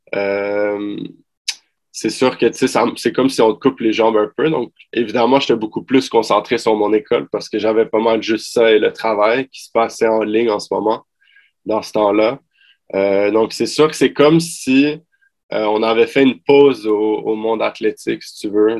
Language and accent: French; Montreal, Quebec, Canada; also born or lived in Ottawa; vu que je viens de Montréal, puis ma famille et mes amis, j'ai grandi là-bas